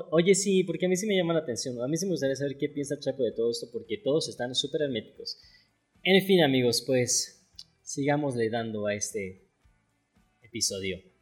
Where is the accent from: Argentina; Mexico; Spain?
Mexico; yo soy mexicano, o sea, vivo aquí en México